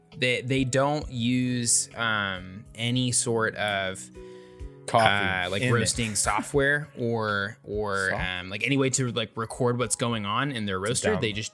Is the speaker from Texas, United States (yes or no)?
no; Portland, Oregon, United States; I grew up in Portland.